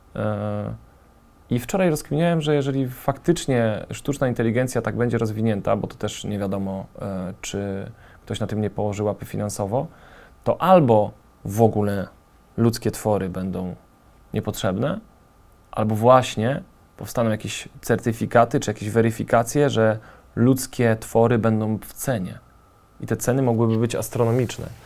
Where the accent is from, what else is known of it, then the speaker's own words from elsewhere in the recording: Częstochowa, Silesian Voivodeship, Poland; na Częstochowę mam zupełnie inne oko niż na Warszawę, czy no jestem stąd, jestem lokalnym patriotą